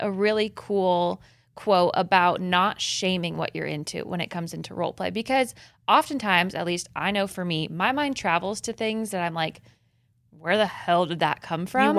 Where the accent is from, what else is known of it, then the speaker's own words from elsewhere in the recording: Midwest, United States; Did you like how I'm from the Midwest when I said tapping in?